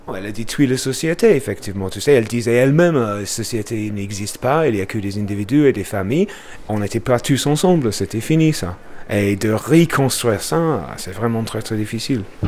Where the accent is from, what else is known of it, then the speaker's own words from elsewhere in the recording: Bradford, Yorkshire and the Humber, United Kingdom; French is a second language; moved away as an adult; now in Lyon, France; je viens de Bradford, euh, dans le nord de l'Angleterre